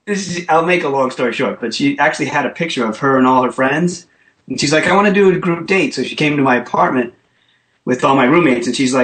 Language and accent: English; Rhode Island, United States; Rhode Island.